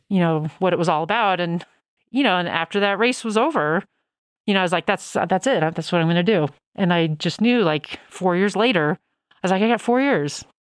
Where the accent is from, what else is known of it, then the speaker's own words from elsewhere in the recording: Denver, Colorado, United States; I grew up in Denver